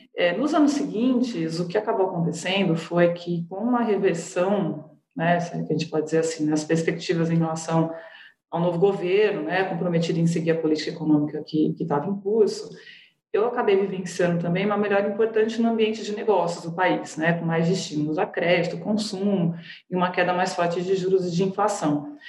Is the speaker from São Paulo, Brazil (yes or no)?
yes; Jaguariúna, São Paulo, Brazil; also born or lived in Ribeirão Preto; Eu sou, eu sou de Aguariúna, interior de São Paulo